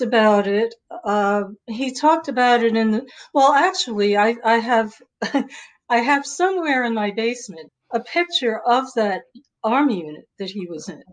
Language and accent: English; New York City, New York, United States; also born or lived in Maryland / Boulder, Colorado / Boston area; now in Seattle, United States; I grew up in New York City and I lived in the Bronx and Harlem and Greenwich Village